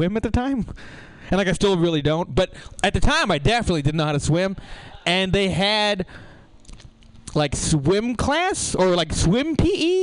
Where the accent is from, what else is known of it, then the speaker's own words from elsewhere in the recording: San Jose, California, United States; I grew up in Eastside San Jose